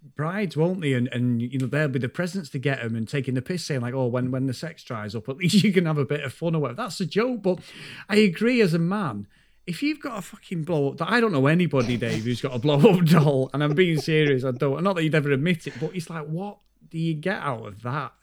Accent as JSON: {"language": "English", "country": "United Kingdom", "said": "we're from the U K"}